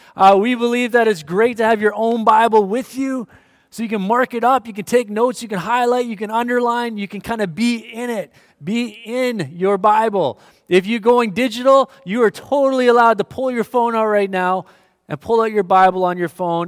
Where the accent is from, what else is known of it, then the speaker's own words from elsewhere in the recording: Winnipeg, Manitoba, Canada; moved away; Winnipeg, I grew up in Winnipeg, Manitoba